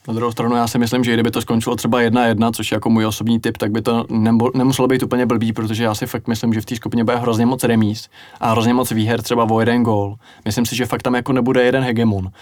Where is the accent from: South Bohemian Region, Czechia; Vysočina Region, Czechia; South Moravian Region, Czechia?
South Bohemian Region, Czechia; já nejsem z Prahy, takže já nejsem žádný jako arrogantní Pražák, já jsem skromný kluk z Jižní Čech.